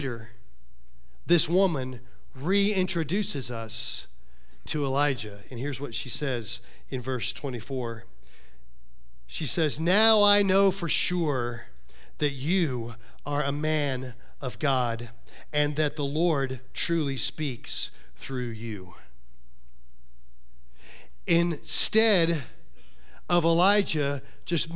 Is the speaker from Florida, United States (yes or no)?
yes; Florida, United States; that guy from Florida